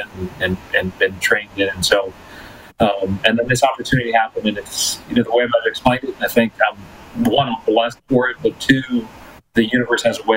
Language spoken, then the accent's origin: English; El Paso, Texas, United States; first language Spanish; English is a second language; also born or lived in Aguascalientes, Mexico / Ciudad Juárez, Mexico; now in Edmonton, Canada; we grew up in El Paso